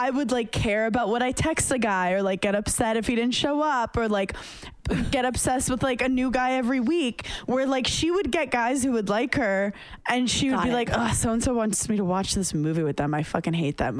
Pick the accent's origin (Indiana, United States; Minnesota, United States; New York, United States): New York, United States; New York City; I came from Park Slope, Brooklyn